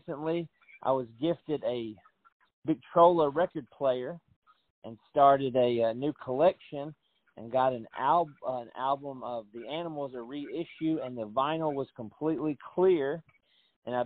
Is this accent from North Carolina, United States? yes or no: no; Tennessee, United States; I'm born and raised in Tennessee